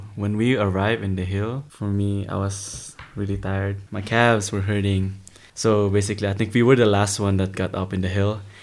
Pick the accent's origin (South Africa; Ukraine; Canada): Canada; Toronto, Ontario; I'm from Toronto, Canada.